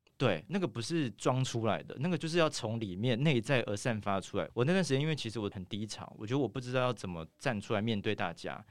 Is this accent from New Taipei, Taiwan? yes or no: no; Taitung, Taitung County, Taiwan; 我从小住在台东，我妈是原住民嘛，所以我其实我小时候有非常，非常多原住民的朋友